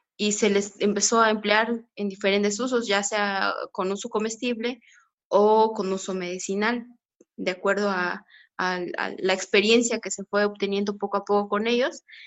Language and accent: Spanish; Mixteca Alta, Oaxaca, Mexico; aquí en, en la Mixteca Alta pues se encuentra bosque de conífera, hasta la parte más alta, que es de donde yo soy